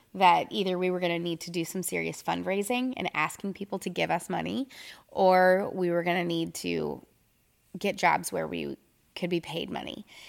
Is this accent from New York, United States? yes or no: no; Minneapolis, Minnesota, United States; moved away as an adult; now in Tyler, United States; I'm originally from Minneapolis, Minnesota, and I moved here